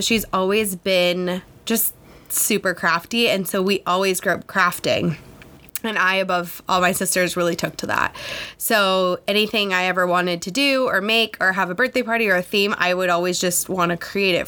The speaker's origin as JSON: {"language": "English", "town": "Los Angeles", "region": "California", "country": "United States", "tie": "born or raised there", "moved": "as an adult", "said": "I'm from Los Angeles. I grew up there"}